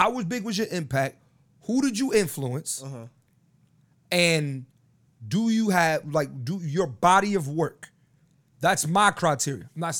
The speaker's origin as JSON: {"language": "English", "town": "Philadelphia", "region": "Pennsylvania", "country": "United States", "tie": "born or raised there", "said": "I'm from the East Coast. I'm from Philly. They didn't play … on the radio back when I was growing up."}